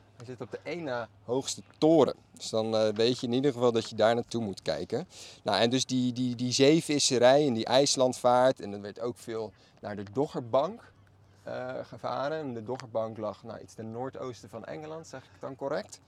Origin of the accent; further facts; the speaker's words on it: Maassluis, South Holland, Netherlands; Allebei zijn wij geboren en getogen in Masluis